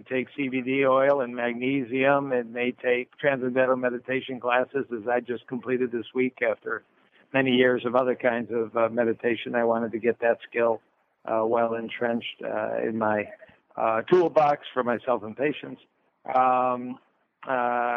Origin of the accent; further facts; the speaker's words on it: Detroit, Michigan, United States; I'm from Motown, so we move naturally in Detroit and Motown